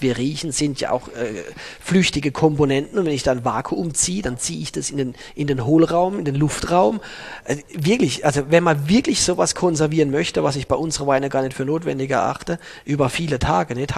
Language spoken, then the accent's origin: German; Baden-Württemberg, Germany; moved away; In der Burgunderregion in Südbaden, wo ich aufgewachsen bin